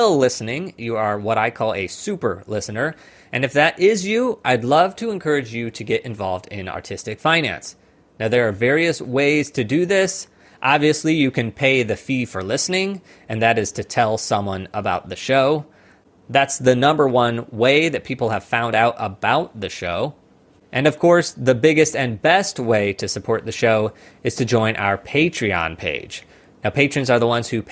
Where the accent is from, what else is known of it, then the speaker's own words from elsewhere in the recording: Missouri, United States; moved away as an adult; now in New York, United States; back in my hometown in Missouri